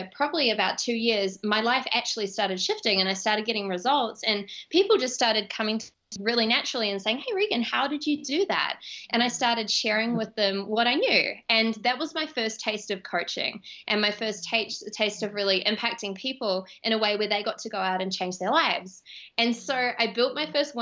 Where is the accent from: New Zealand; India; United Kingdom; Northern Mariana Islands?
New Zealand; Auckland; moved away; I grew up in Auckland, New Zealand